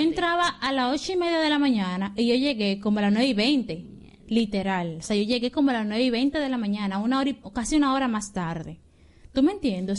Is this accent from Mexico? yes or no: no; Dominican Republic; somos dominicanos